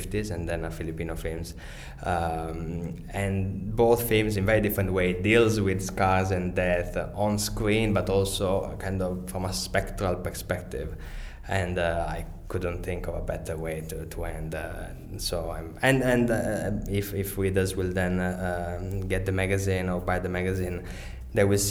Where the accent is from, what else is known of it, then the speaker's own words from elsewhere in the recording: Venice, Veneto, Italy; moved away; also born or lived in London; I'm originally from Italy and from Venice.